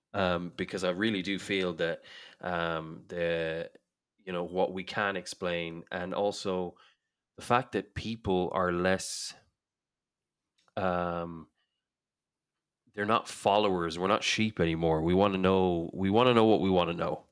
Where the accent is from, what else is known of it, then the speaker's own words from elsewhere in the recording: Ireland; I grew up in Ireland